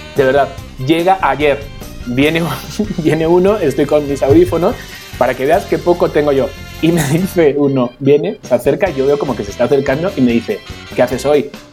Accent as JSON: {"language": "Spanish", "country": "Spain", "moved": "yes", "lives_now": "Mexico", "said": "vengo de España"}